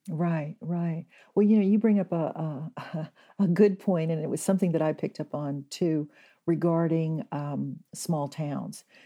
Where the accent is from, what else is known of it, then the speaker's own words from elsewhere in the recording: Kennesaw, Georgia, United States; now in Sausalito, United States; I grew up in Kennesaw, Georgia